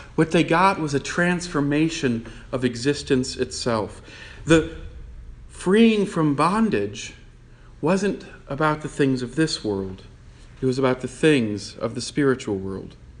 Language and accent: English; Newton, Massachusetts, United States; I was born in Newton